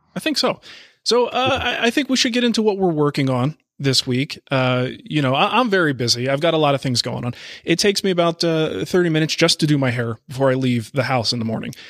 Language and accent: English; Canada; me being Canadian